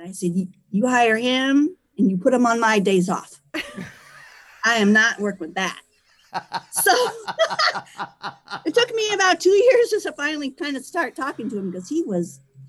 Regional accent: California, United States; moved away as an adult; also born or lived in Phoenix, Arizona; So I was born in California.

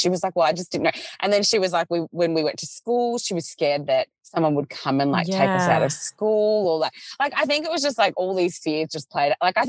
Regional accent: Melbourne, Victoria, Australia; growing up in Melbourne, you are a little bit spoiled with the multiculturalism of like, it's not even just like the people in the schools. It's like the fact that in any suburb, you can literally get like any cuisine, like the food element.

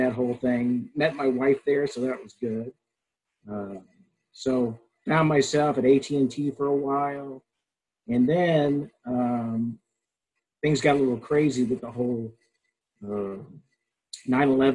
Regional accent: East Coast, United States; moved away as an adult; also born or lived in Malibu, California; now in California, United States; I'm originally from the East Coast. I grew up there until I was 18 years old. And then I came out to California to go to school at Pepperdine University.

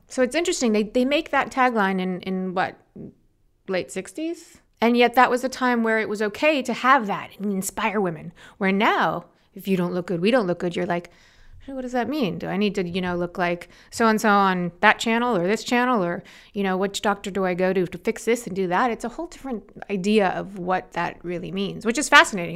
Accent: Los Angeles, California, United States; also born or lived in New York; Born there, and shortly after, six months, they picked me up from New York and moved me to Los Angeles.

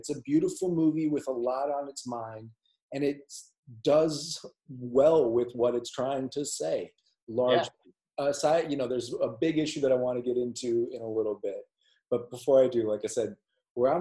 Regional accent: Minneapolis, Minnesota, United States; I was born and raised in Minneapolis

